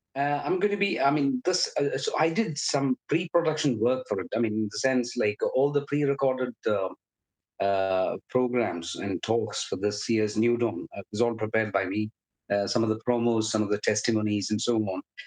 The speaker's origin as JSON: {"language": "English", "country": "India", "tie": "born or raised there", "moved": "as an adult", "lives_now": "Liverpool, United Kingdom", "said": "I was born and raised in India. I came to the UK uh, when I was 31"}